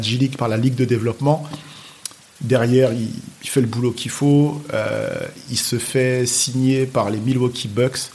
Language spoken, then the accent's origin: French; Nogent-sur-Oise, Hauts-de-France, France; j'ai grandi à Creil, dans l'Oise